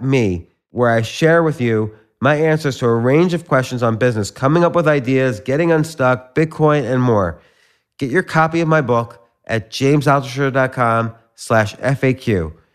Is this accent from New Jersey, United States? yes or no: yes; New Jersey, United States; moved away; also born or lived in Pittsburgh; I grew up in, uh, New Jersey, but I was living in Pittsburgh at the time